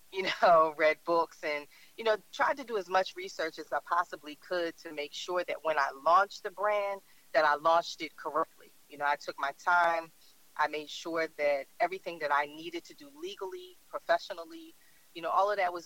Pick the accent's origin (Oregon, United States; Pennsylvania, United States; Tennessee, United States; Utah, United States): Pennsylvania, United States; Philadelphia; I am from Philly, born and raised